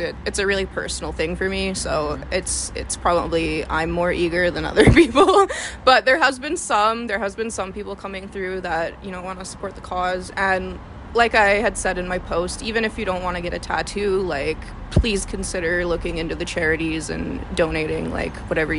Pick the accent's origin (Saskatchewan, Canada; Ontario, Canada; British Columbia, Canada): British Columbia, Canada; Okanagan; moved away; my hometown